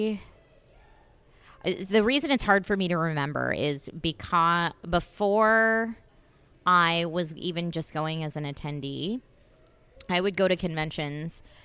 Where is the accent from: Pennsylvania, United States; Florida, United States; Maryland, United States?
Pennsylvania, United States; moved away as an adult; now in California, United States; I grew up in Pennsylvania